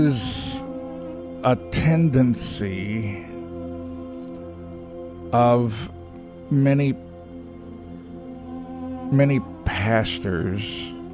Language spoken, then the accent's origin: English; Texas, United States; I'm a Texan